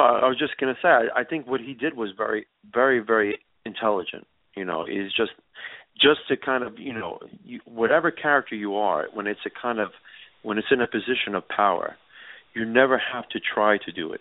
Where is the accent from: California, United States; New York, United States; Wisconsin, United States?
New York, United States; New York City; I grew up in New York City